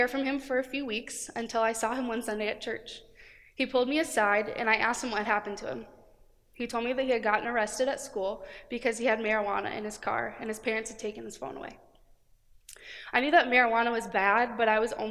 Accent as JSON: {"language": "English", "town": "Cedar Rapids", "region": "Iowa", "country": "United States", "moved": "as an adult", "lives_now": "Cedar Falls, United States", "said": "I'm originally from Cedar Rapids."}